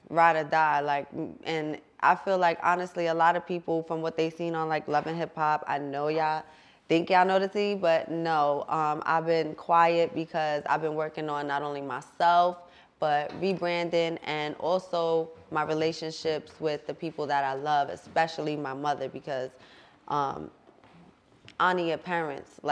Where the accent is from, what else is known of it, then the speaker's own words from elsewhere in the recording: Jersey City, New Jersey, United States; also born or lived in Bergen County, New Jersey; I come from Jersey City, grew up in Conneaut, grew up in Bergen County, so I kind of bounced all over